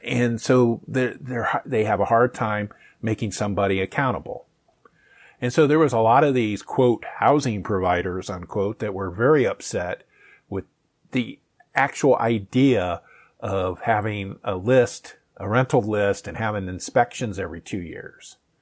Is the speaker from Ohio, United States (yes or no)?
yes; Findlay, Ohio, United States; my hometown, um, south of Toledo